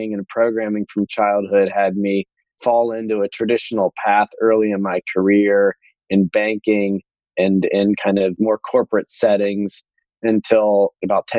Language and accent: English; Columbus, Ohio, United States; also born or lived in Akron, Ohio; I grew up in Akron, Ohio for the first 10 years of my life